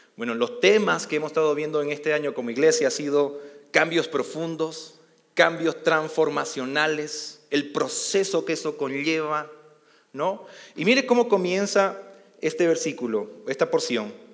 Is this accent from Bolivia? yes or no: yes; Bolivia; also born or lived in Costa Rica; now in Mexico